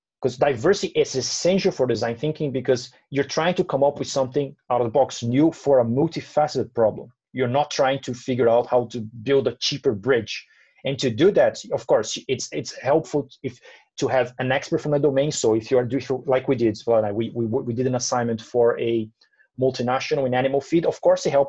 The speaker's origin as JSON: {"language": "English", "country": "Brazil", "said": "I'm from Brazil"}